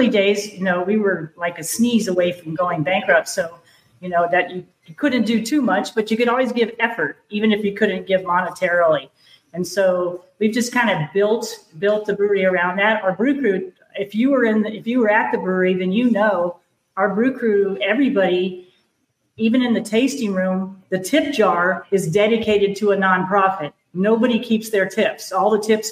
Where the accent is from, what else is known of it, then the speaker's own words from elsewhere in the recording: East Coast, United States; moved away as an adult; now in Alaska, United States; We're both from the East Coast